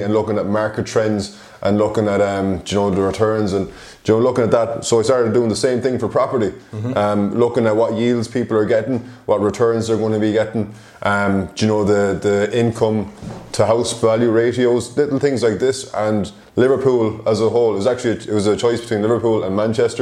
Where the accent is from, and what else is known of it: Ireland; moved away as an adult